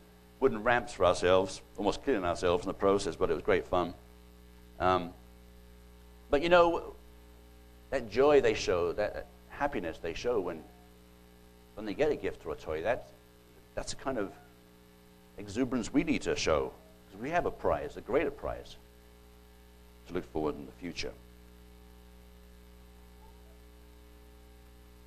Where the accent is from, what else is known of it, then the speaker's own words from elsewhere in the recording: United Kingdom; accent: British; That's my British coming out